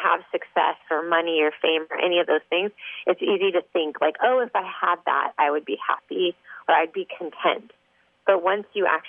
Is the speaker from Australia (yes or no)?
no; Canada; now in Orange County, United States; I grew up in Canada